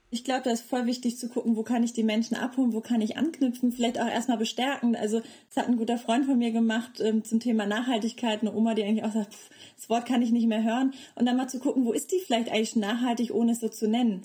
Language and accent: German; North Frisia, Schleswig-Holstein, Germany; moved away as an adult; also born or lived in Tanzania / Bayreuth; now in Leipzig, Germany; ich komme aus Nordfriesland